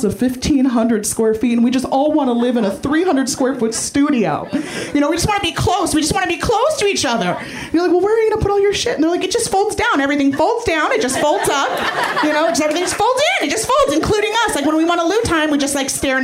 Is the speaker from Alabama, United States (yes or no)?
no; San Francisco, California, United States; I'm originally from San Francisco